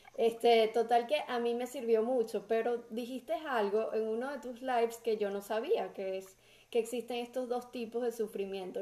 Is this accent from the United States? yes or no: no; Venezuela; somos los venezolanos